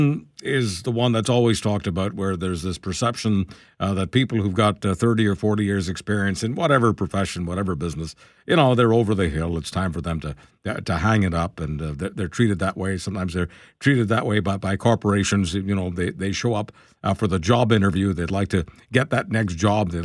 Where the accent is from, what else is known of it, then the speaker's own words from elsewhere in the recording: Montreal, Quebec, Canada; moved away as an adult; also born or lived in Toronto; I moved to Toronto as a very young man, but I grew up in Montreal